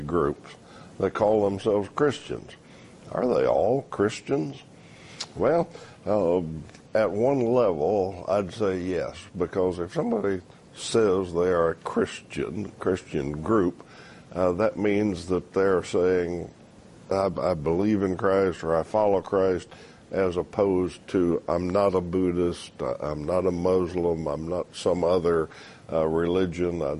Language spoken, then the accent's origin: English; United States; I'm an American.